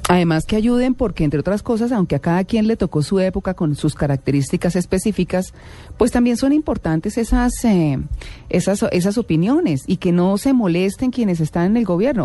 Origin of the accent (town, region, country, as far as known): Colombia